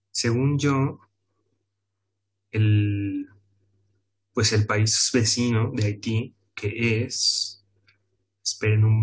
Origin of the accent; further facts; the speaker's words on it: Mexico; la neta, el cáncer de este país somos los mexicanos.